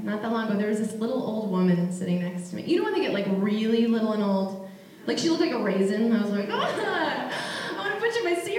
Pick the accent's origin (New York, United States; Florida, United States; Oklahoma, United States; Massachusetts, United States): New York, United States; Long Island; I was the only Jewish kid in my town, and I grew up on Long Island